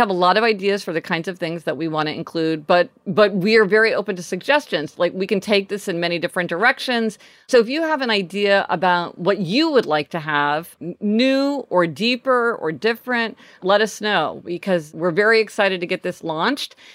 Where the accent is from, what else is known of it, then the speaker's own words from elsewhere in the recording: Midwest, United States; now in Los Angeles, United States; We grew up in the Midwest, so we, you know, we were part of that whole thing of people getting their license on the day they turned 16.